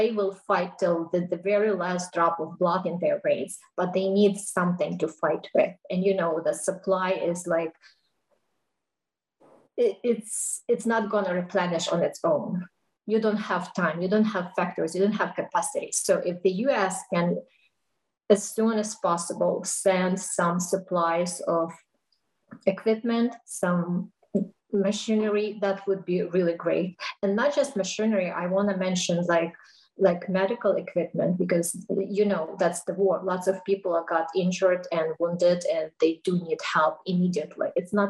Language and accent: English; United States; I'm an American, and, you know, we've been the military family